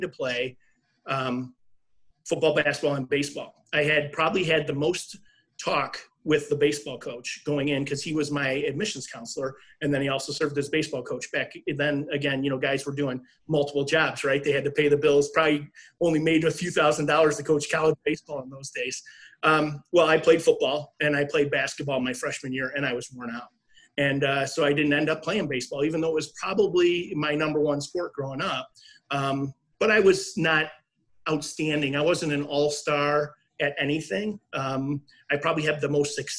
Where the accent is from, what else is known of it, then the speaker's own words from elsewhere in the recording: Niagara Falls, New York, United States; moved away as an adult; also born or lived in River Forest, Illinois; I grew up in Niagara Falls, New York